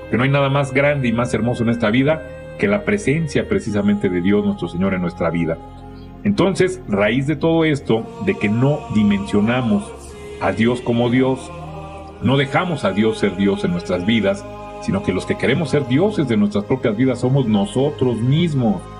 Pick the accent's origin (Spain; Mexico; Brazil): Mexico; Y entonces hemos aprendido como mexicanos a ser tapaderas de nuestros errores.